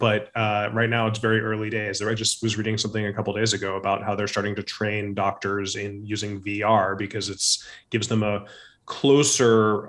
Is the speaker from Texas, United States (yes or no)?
no; Orange County, Southern California, United States; I grew up in Southern California, in Orange County, outside of Los Angeles